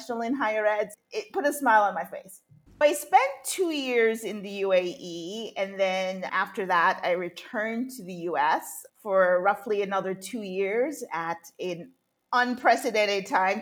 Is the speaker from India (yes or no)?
no; Jamaica; moved away; also born or lived in United States / North Carolina / United Arab Emirates / Singapore; although I was born in the U.S., I was raised in Jamaica as a child